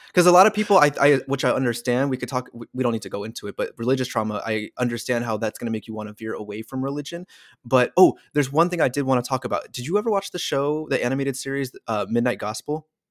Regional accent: California, United States; our own state of California

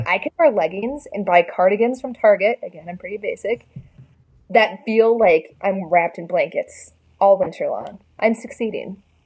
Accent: Des Moines, Iowa, United States; I'm from Des Moines

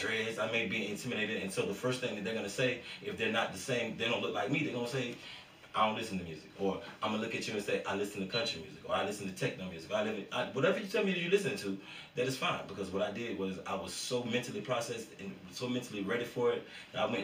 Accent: Florida, United States; I come from Florida

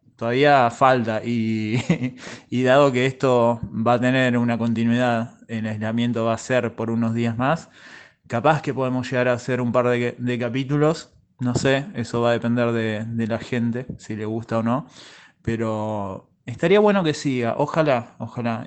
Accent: Necochea, Buenos Aires Province, Argentina; Nosotros somos de Necochea y en Necochea hay playas

